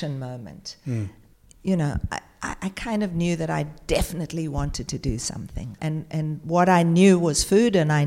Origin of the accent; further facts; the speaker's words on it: South Africa; now in Australia; I was born in South Africa during the apartheid era